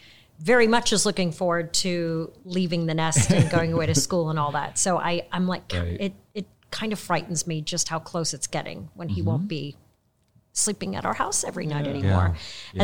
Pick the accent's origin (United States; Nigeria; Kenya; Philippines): Kenya; born there; also born or lived in Tanzania; I was born in Kenya then lived in Tanzania.